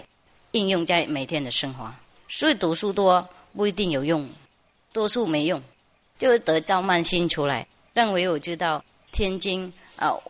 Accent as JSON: {"language": "Chinese", "country": "China", "said": "呃，我们中国人都知道这些故事啦"}